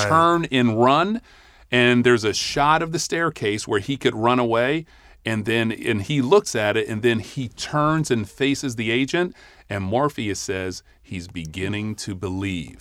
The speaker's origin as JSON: {"language": "English", "town": "Cleveland", "region": "Ohio", "country": "United States", "tie": "born or raised there", "moved": "yes", "said": "I grew up in Cleveland, Ohio"}